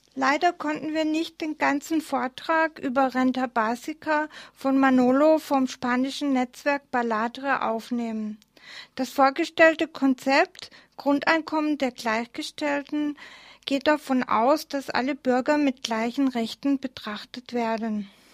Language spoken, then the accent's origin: German; Lörrach, Baden-Württemberg, Germany; geboren in Lörrach